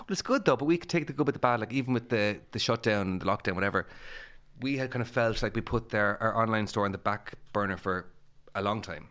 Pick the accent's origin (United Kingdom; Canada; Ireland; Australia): Ireland; Waterford, Munster; now in Dublin, Ireland; we're both from Waterford, well, me and you are